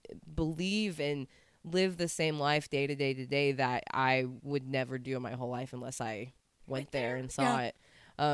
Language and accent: English; Fayetteville, Arkansas, United States; I grew up in Fayetteville.